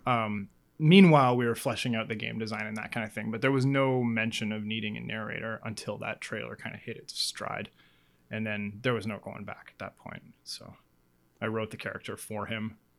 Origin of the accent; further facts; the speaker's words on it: Northwest Territories, Canada; my dad was actually a territorial court judge in the N W T growing up